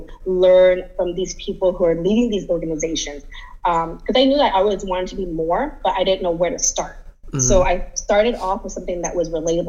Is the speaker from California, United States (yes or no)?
yes; San Jose, California, United States; I moved back to San Jose in 2015